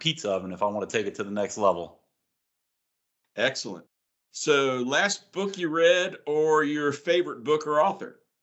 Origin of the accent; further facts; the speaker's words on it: Long Island, New York, United States; moved away; I'm originally from Long Island, New York, home of the nation's best pizza